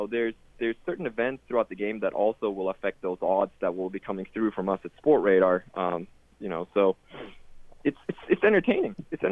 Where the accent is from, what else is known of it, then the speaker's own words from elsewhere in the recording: Sweden; I'm European myself. I grew up in Sweden, and I always had betting around me